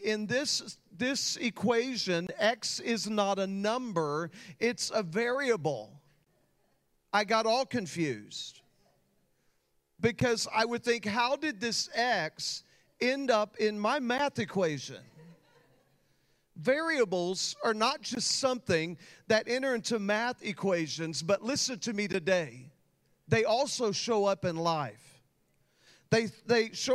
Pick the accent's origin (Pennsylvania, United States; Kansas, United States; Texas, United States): Texas, United States; I grew up in Texas